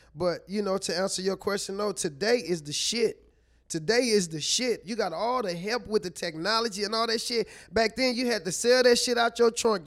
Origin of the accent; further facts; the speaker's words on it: St. Louis, Missouri, United States; also born or lived in Chihuahua; I'm from Saint Louis.